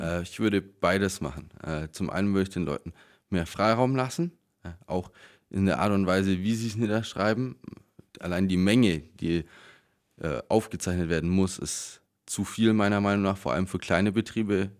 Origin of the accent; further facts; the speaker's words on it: Allgäu, Bavaria, Germany; bei uns im Allgäu